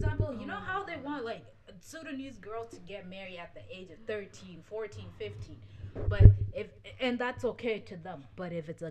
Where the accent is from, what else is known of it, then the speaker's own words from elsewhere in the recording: Canada; we grew up here.